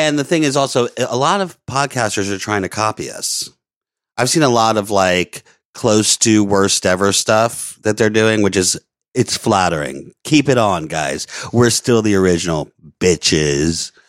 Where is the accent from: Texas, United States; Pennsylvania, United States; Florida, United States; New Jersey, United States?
Florida, United States; Orlando; moved away; also born or lived in Louisiana; I grew up in Florida and Louisiana